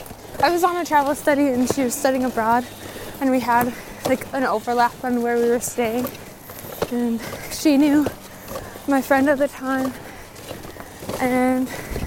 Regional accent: Big Falls, Minnesota, United States; also born or lived in Winona, Minnesota / Alaska; I'm from Big Falls, Minnesota, which is near International Falls.

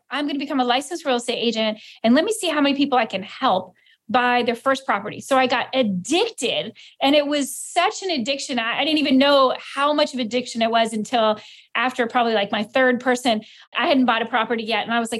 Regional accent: Key West, Florida, United States; it's my hometown. I grew up from Key West, you know, I graduated from Key West High School.

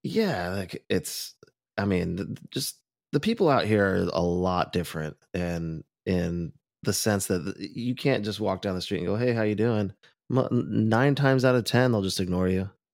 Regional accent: Orange County, California, United States; growing up in Orange County

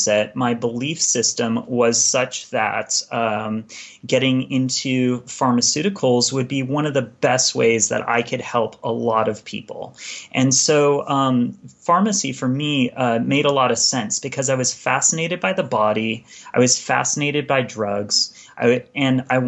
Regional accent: California, United States; moved away as an adult; now in Ashland, Oregon, United States; I grew up in California, and I spent a majority of my life there

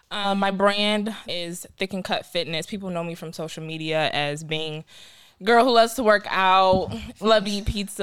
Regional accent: Cleveland, Ohio, United States; I'm from Cleveland, Ohio. I'm 24 years old.

